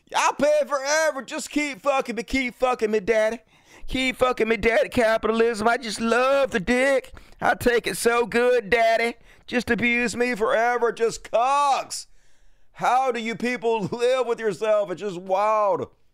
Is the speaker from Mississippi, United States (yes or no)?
yes; Mississippi, United States; I'm from Mississippi